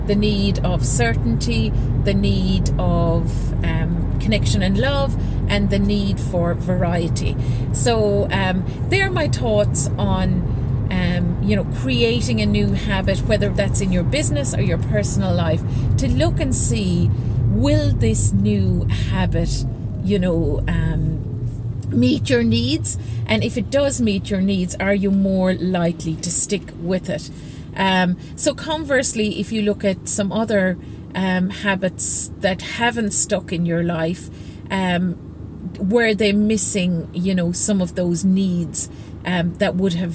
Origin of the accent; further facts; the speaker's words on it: Ireland; moved away as an adult; also born or lived in Singapore; now in Juan-les-Pins, France; I'm from Ireland